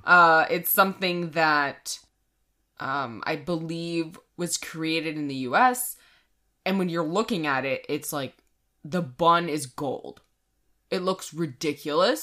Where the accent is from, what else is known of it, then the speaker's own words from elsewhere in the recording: Canada; we are Canadian